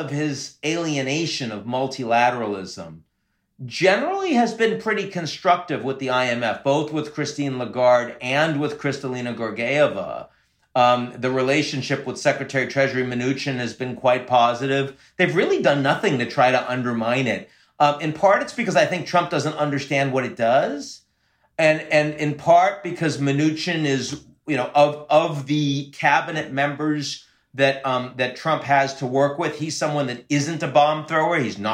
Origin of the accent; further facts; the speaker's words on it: United States